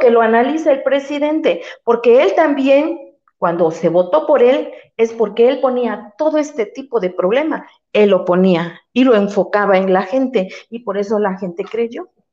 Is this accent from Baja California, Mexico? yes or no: no; Veracruz, Mexico; also born or lived in Puerta Cañada, Puebla; now in Cañada Morelos, Mexico; Yo mis raíces son de Jarochas. Yo vengo del estado de Veracruz.